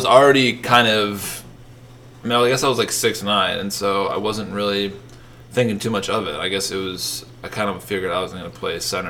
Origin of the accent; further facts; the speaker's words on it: St. Paul, Minnesota, United States; moved away as an adult; now in Philadelphia, United States; Yeah, I'm from St. Paul. Okay. Like, right outside St. Paul.